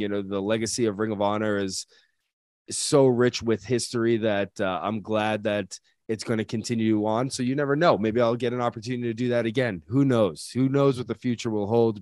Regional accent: New England, United States; we're all from the same area, we're all from the New England area

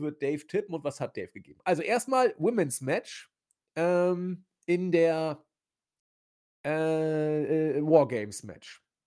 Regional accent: Hamburg, Germany; accent: spitzes S (Hamburg); ich komme ja aus Hamburg, da ist das S immer spitz

